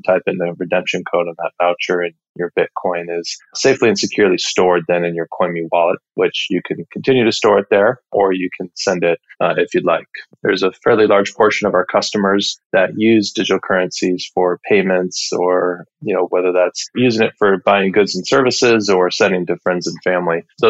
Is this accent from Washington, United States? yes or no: yes; Edmonds, Washington, United States; also born or lived in Salem, Oregon; I'm from Edmonds, Washington, just north of Seattle